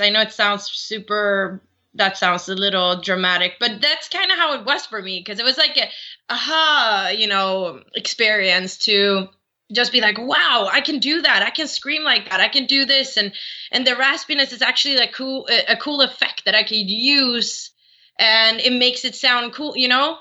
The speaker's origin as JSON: {"language": "English", "country": "Sweden", "tie": "born or raised there", "said": "I'm born and raised in Sweden"}